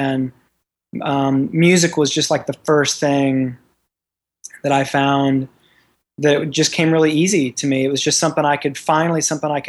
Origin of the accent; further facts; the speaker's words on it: Memphis, Tennessee, United States; I grew up in Memphis, Tennessee, and so in the South